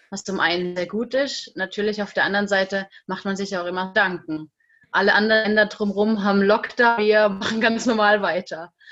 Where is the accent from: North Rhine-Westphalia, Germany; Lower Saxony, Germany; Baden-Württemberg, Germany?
Baden-Württemberg, Germany; now in France; ich komme aus Württemberg, ganz unten in der Nähe von der Schweiz, also im Südende von Deutschland